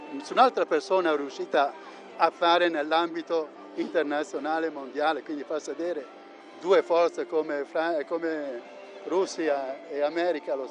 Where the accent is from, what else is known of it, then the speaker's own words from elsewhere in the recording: Bergamo, Lombardy, Italy; Da Bergamo. Da Bergamo.